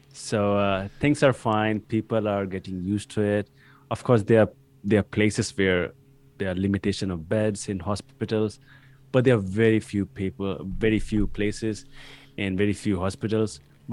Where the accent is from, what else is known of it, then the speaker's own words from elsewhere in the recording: Pune, Maharashtra, India; So I'm from Pune, nearby Mumbai in India, and the time right now is 11 p.m. over here.